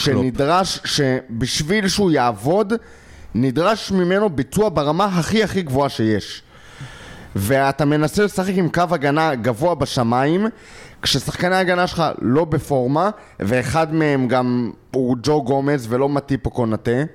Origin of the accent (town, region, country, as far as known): Israel